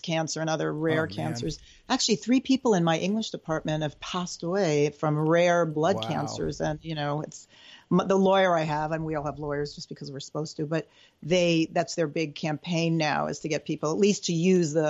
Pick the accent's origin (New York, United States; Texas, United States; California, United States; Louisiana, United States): New York, United States; moved away as an adult; now in Nashville, United States; I am a New Yorker